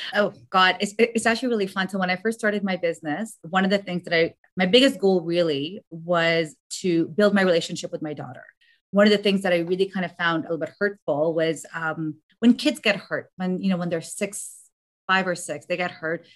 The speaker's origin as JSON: {"language": "English", "country": "Afghanistan", "moved": "yes", "said": "I'm from Afghanistan"}